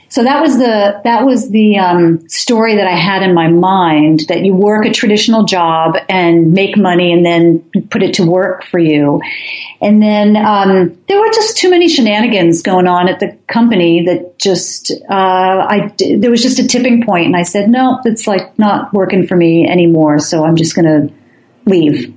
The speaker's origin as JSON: {"language": "English", "region": "New Jersey", "country": "United States", "tie": "born or raised there", "moved": "yes", "said": "I grew up in New Jersey"}